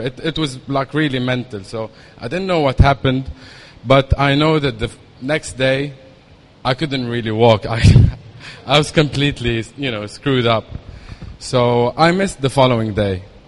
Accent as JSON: {"language": "English", "country": "Lebanon", "tie": "born or raised there", "also_born_or_lived": "Dubai", "moved": "as an adult", "said": "I was born in Lebanon in 1980"}